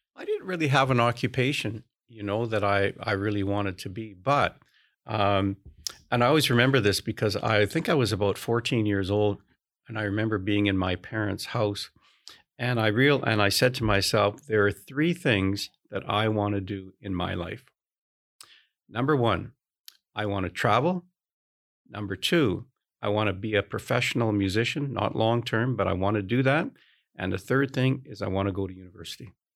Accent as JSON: {"language": "English", "country": "Canada", "said": "I'm Canadian"}